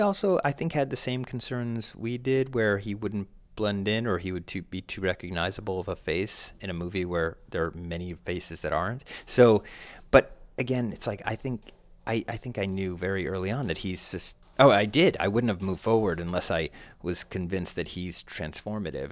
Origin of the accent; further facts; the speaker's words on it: Somerset County, New Jersey, United States; born and raised in suburbia, U S A and New Jersey